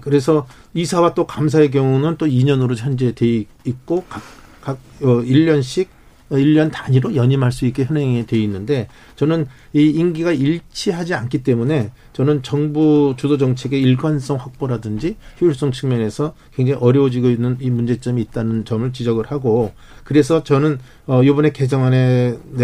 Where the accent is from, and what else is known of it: South Korea